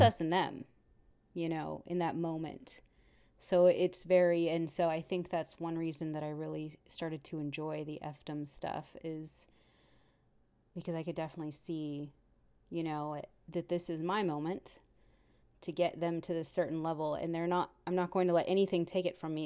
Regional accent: Texas, United States; I'm from Texas and the men are very robust and very macho

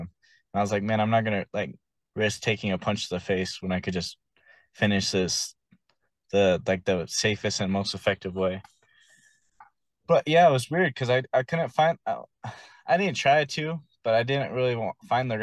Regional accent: South Salt Lake, Utah, United States; I grew up in South Salt Lake

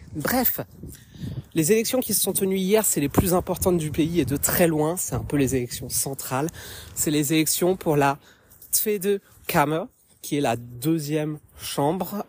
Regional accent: France; moved away as an adult; now in Haarlem, Netherlands; je suis française d'origine, mais je vis actuellement aux Pays-Bas depuis bientôt

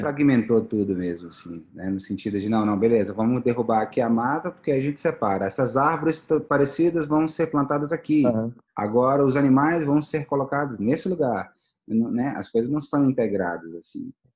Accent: Brasília, Federal District, Brazil; a gente é de Brasília.

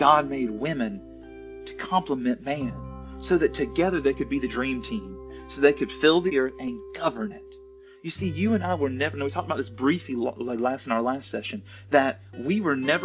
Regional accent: the South, United States; I'm from the South in the United States

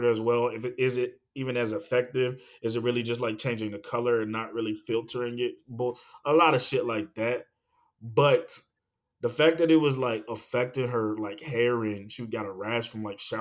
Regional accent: the South, United States; moved away; also born or lived in Virginia / Atlanta, Georgia; I'm from the South, Virginia, Atlanta, Georgia, the South. I had a well

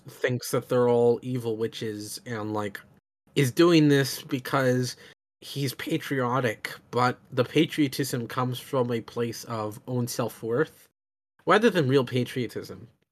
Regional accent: United States; as an American

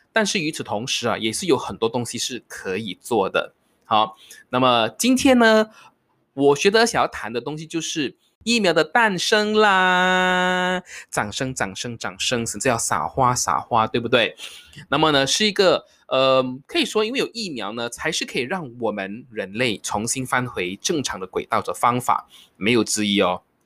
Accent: Malaysia; 我是马来西亚人

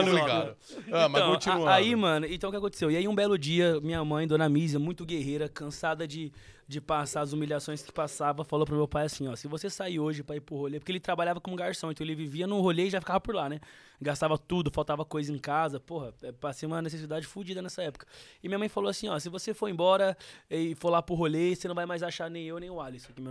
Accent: Osasco, São Paulo, Brazil; also born or lived in Piauí; Eu nasci no Piauí, cara aí. Eu nasci no Piauí e vim pra Osasco, eu tinha 4 anos de idade.

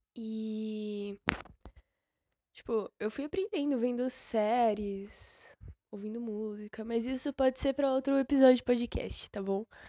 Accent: São Paulo, Brazil; eu moro em São Paulo, que é onde eu nasci

